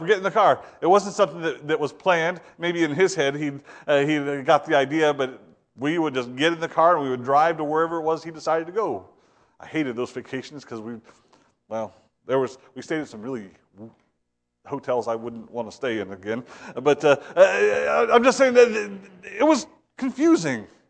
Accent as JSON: {"language": "English", "region": "Ohio", "country": "United States", "moved": "yes", "said": "I'm from Ohio"}